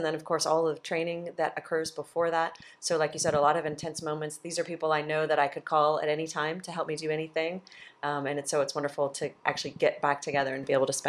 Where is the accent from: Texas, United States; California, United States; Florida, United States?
California, United States; I'm from California.